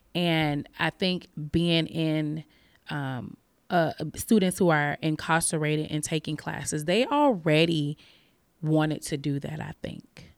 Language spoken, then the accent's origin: English; Chicago, Illinois, United States; also born or lived in Albany, Oregon; now in Oregon, United States; I am originally from Chicago. I'm from the west side of Chicago, inner city